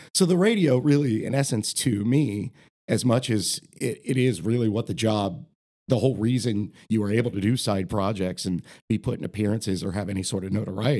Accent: Marion, Ohio, United States; also born or lived in Columbus, Ohio; I grew up in Marion.

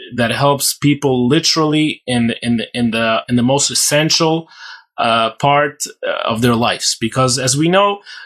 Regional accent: Ukraine; moved away as an adult; now in Israel; I grew up in Ukraine all my life. That's what I know. That's where I learned to walk and talk

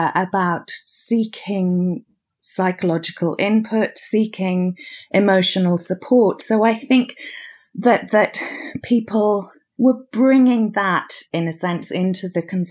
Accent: United Kingdom; Well, it may be something about being British. I think that as a nation, we somehow, there's still an element of stiff upper lip.

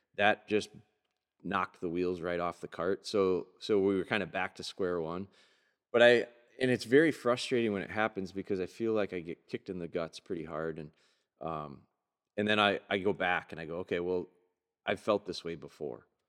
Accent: Pulaski, Wisconsin, United States; Pulaski, my hometown

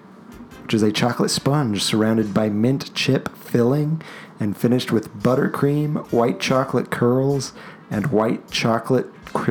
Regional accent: United States; Because I'm from America.

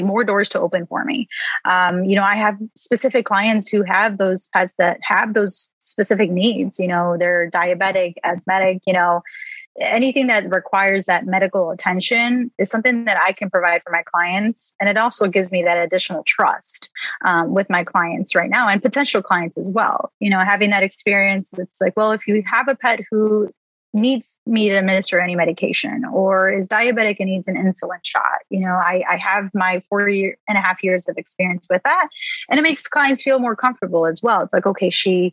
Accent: Chicago, Illinois, United States; I am from the Chicago area

